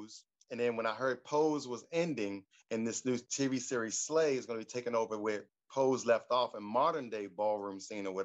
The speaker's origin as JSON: {"language": "English", "town": "Baltimore", "region": "Maryland", "country": "United States", "tie": "born or raised there", "also_born_or_lived": "San Diego, California", "moved": "yes", "lives_now": "California, United States", "said": "I'm from Baltimore, Maryland. I was born and raised there"}